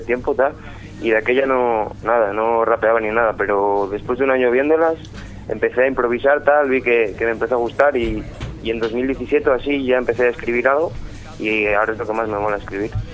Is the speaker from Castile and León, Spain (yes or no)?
yes; León, Castile and León, Spain; Soy de León.